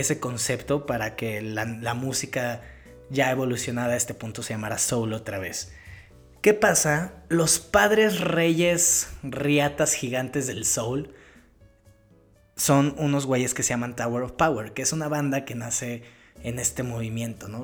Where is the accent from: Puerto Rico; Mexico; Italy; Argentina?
Mexico; como latino, crecido en Latinoamérica, en México